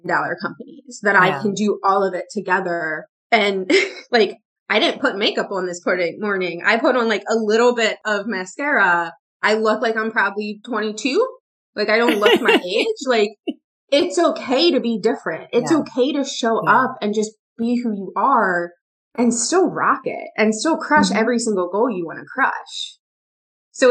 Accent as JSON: {"language": "English", "region": "Pennsylvania", "country": "United States", "also_born_or_lived": "the South (US)", "moved": "yes", "said": "I'm from Pennsylvania. I'm from up north in the US, and I spent 3 years in the South. Well, I spent 4 years in the South"}